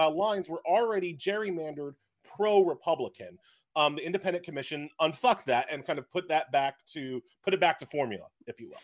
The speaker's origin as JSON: {"language": "English", "area": "Long Island", "region": "New York", "country": "United States", "tie": "born or raised there", "said": "I am a born and bred Long Islander"}